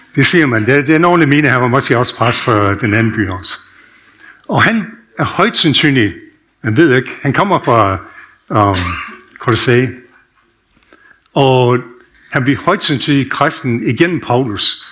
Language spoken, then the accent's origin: Danish; United States; Danish is a second language; now in Denmark; jeg er født opvokset i USA